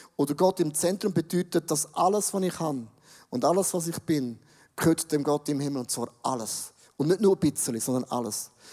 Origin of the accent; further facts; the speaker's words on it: Buchs, St. Gallen, Switzerland; Ich komme aus dem Rheintal, Buchs, eine Weltstadt, eine Weltmetropole.